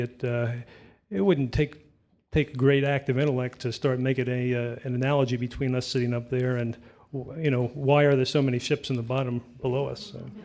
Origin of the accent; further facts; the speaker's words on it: New York City, New York, United States; I grew up in New York City on the Lower East Side